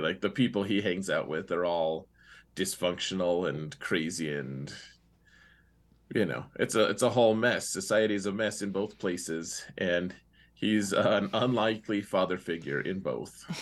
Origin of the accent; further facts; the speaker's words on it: Wyoming, United States; I'm from Wyoming